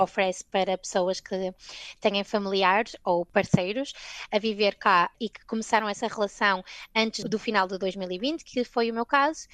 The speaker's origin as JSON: {"language": "Portuguese", "town": "Gondomar", "region": "Porto District", "country": "Portugal", "also_born_or_lived": "Scotland", "moved": "as an adult", "lives_now": "London, United Kingdom", "said": "Eu saí de Gondomar, no Porto"}